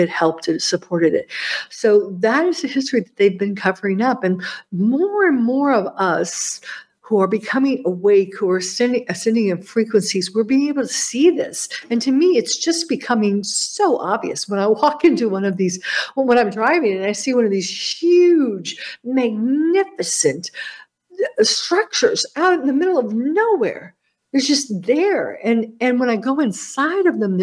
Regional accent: United States; As an American

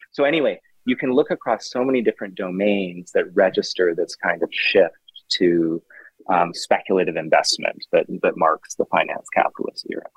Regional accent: Vancouver, British Columbia, Canada; I grew up in Vancouver, um, Vancouver, Canada

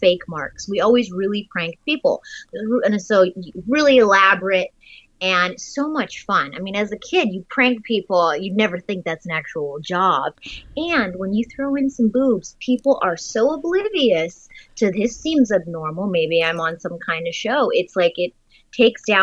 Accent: Germany; moved away; I'm from Germany, nude beaches everywhere

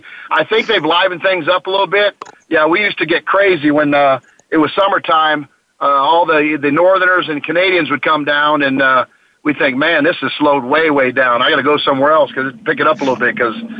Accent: Clearwater, Florida, United States; also born or lived in St. Petersburg, Florida; now in Texas, United States; I'm from the West Coast of Florida, and really proud of it.

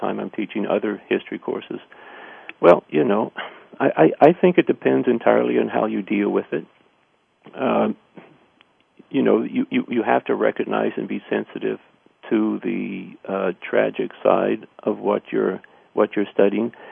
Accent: Missouri, United States; I grew up in Missouri

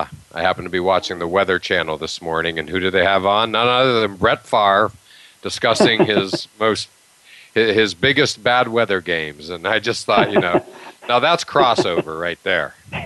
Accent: Pittsburgh, Pennsylvania, United States; moved away; I growing up in Pittsburgh

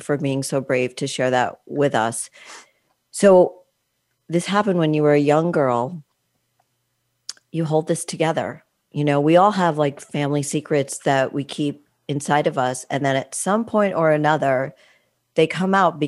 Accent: East Coast, United States; I was brought up on the East Coast, not in the Midwest

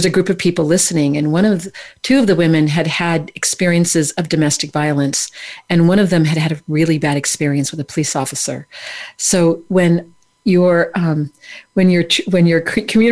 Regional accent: California, United States; I'm from California, you know, the Kumbaya state

